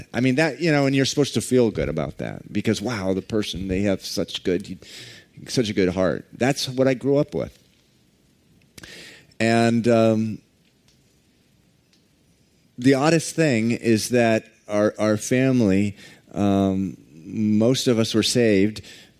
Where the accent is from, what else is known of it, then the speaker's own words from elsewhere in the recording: Massachusetts, United States; that I grew up here in Massachusetts, and I was originally from the western suburbs